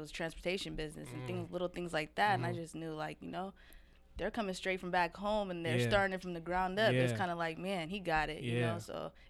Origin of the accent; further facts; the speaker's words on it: Seattle, Washington, United States; growing up in South Seattle